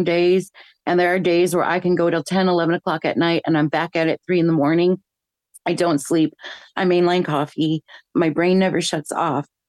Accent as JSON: {"language": "English", "town": "Chicago", "region": "Illinois", "country": "United States", "tie": "born or raised there", "said": "I grew up in Chicago. I started school here"}